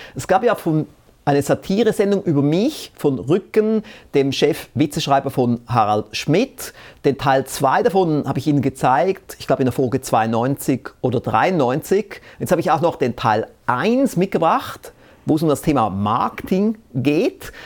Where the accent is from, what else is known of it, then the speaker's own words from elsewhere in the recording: Switzerland; vielleicht bin ich fast ein bisschen zu bescheiden als Schweizer